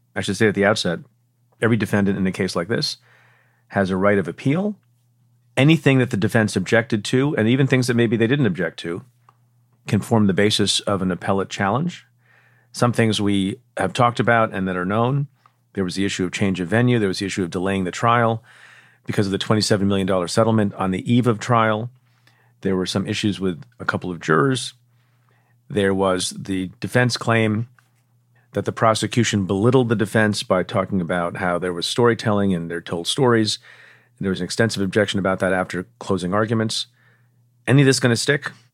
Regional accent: New York, United States; my home state, in New York

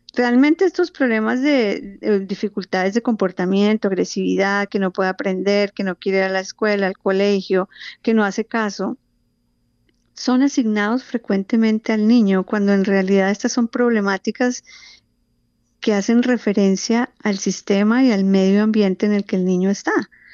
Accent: Colombia; now in Phoenix, United States; yo vivo en Fines, Arizona, pero tengo vínculos muy, muy cercanos con Colombia. Nací en Colombia

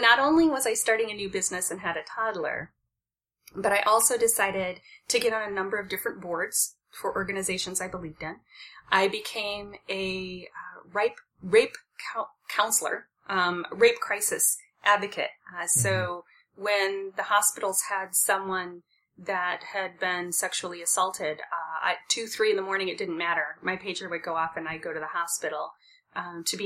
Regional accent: Midwest, United States; I grew up in the Midwest, and frequently Midwesterners are raised to believe, you know, work hard and you'll get what you want. We're hard workers in the Midwest

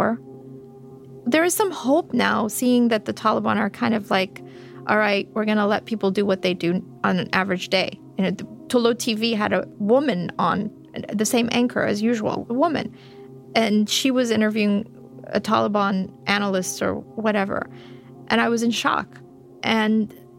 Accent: Fremont, California, United States; moved away as an adult; also born or lived in Afghanistan; now in Istanbul, Turkey; When I was growing up in Fremont, California

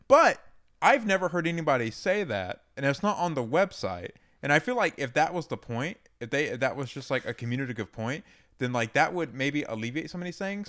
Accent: Georgia, United States; I grew up in Georgia

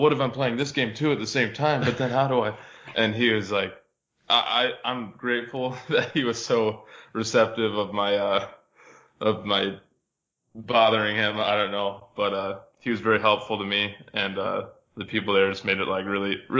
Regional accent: Michigan, United States; I grew up in Michigan

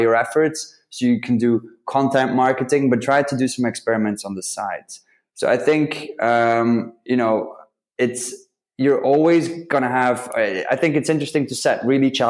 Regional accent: Belgium; also born or lived in London; I'm from Belgium.

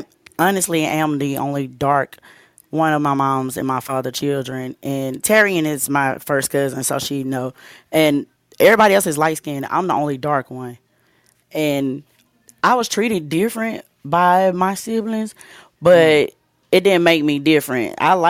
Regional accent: North Louisiana, United States; I'm from Louisiana. I'm from North Louisiana.

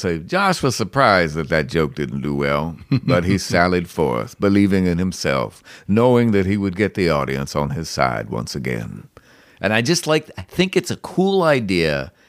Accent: Cleveland, Ohio, United States; when I was growing up in Cleveland as a kid.

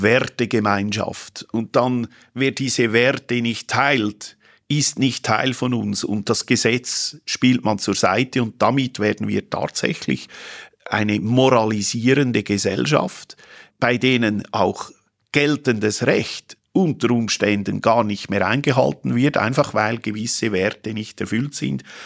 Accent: Switzerland

